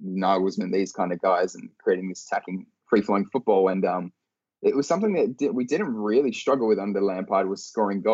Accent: Australia; my hometown in Australia

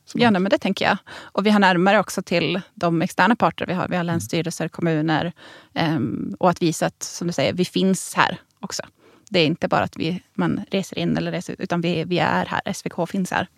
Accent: Norrbotten County, Sweden; jag som norrbottning

